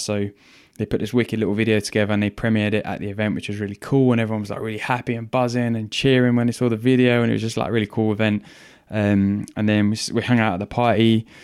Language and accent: English; England, United Kingdom; I'm English